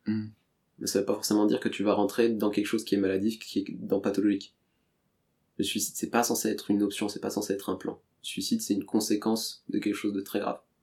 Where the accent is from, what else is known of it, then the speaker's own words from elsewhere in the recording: Paris, Île-de-France, France; je suis né à Paris